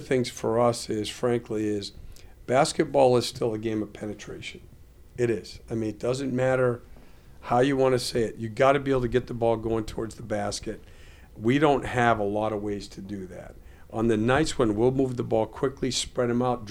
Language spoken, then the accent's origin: English; Vermont, United States; I grew up in Vermont